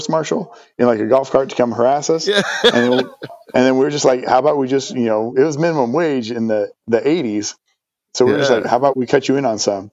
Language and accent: English; Pacific Northwest, United States; moved away as an adult; also born or lived in Syracuse, New York / Alaska; I grew up in the Pacific Northwest